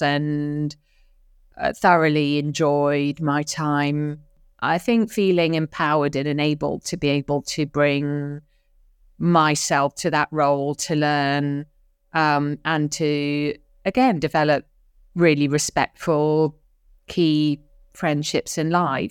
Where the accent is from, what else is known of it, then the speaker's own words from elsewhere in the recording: London, United Kingdom; also born or lived in Dar es Salaam, Tanzania; I was born in North London, an early P suburb to a working class parents.